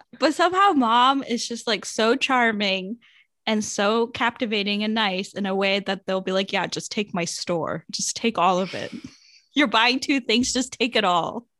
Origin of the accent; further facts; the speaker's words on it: United States; you're from the States